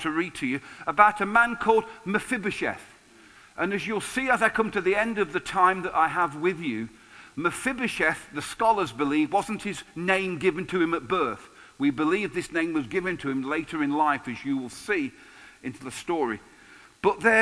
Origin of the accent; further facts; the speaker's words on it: England, United Kingdom; being English